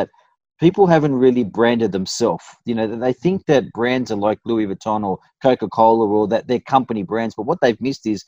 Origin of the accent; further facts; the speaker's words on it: Fairfield, New South Wales, Australia; I grew up in Fairfield, I went to Westfield Sports High